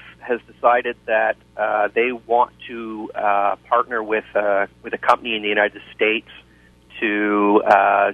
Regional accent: Winnipeg, Manitoba, Canada; I grew up playing Canadian football in high school and junior ball in Winnipeg.

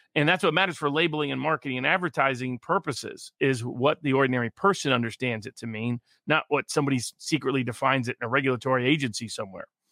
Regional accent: Tennessee, United States; moved away; my home state of Tennessee

